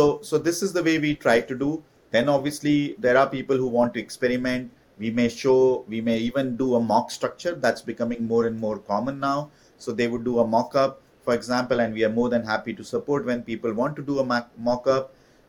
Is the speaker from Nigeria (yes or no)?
no; India; moved away as an adult; when I moved from India to do my MBA in France